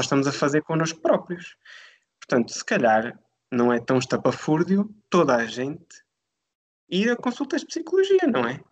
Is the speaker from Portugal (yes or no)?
yes; Alentejo, Portugal; moved away as an adult; decidi regressar à minha terra natal. Eu sou do Alentejo